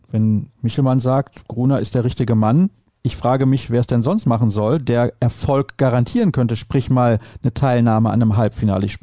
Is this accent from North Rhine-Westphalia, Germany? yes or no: yes; Solingen, North Rhine-Westphalia, Germany; die eigentlich aus Remscheid kommt, direkt neben Solingen, wo ich herkomme.